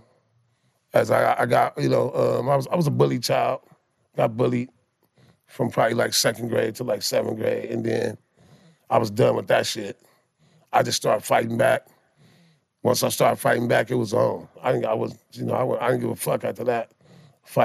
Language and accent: English; Compton, California, United States; I'm from Compton, California.